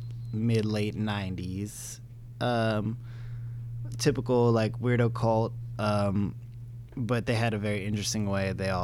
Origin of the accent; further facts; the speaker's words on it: Los Angeles, California, United States; I'm from here. I'm from the Valley